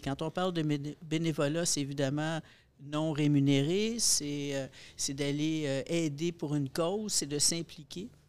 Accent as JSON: {"language": "French", "town": "Montreal", "region": "Quebec", "country": "Canada", "said": "dans mon milieu, dans mon, dans mon patelin, à Pointe-aux-Trembles"}